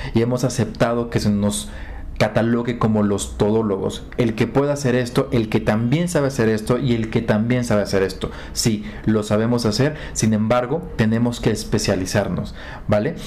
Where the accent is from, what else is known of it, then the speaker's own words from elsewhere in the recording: Acapulco, Guerrero, Mexico; Yo nací en Acapulco